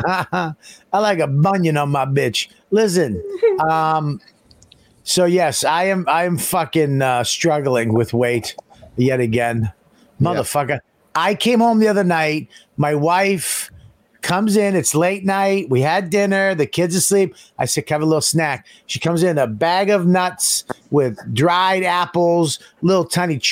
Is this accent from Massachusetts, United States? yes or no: yes; Boston, Massachusetts, United States; I'm from Boston